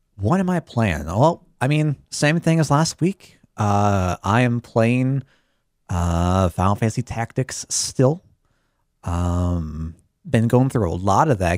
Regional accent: Chicago, Illinois, United States; I'm from the Chicago area

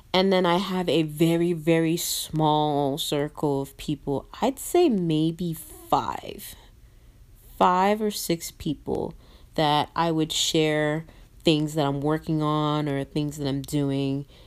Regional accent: Nigeria; I'm a Nigerian

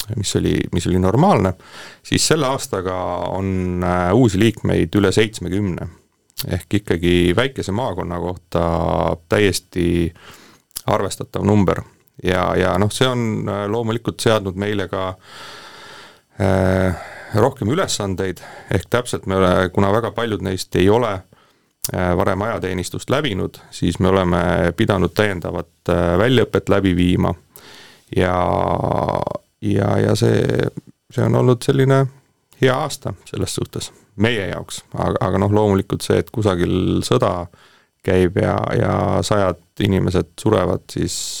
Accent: Estonia; mul on selles suhtes au olla eestlane ja, ja ma tunnen uhkust, et ma olen eestlane

